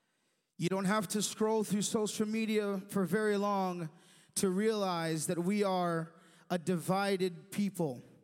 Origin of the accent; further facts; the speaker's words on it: United States; an American citizen